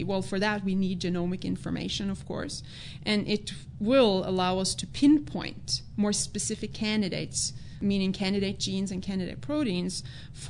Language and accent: English; Norway; moved away as an adult; now in United States; I'm Norwegian. Yeah, I grew up in Norway.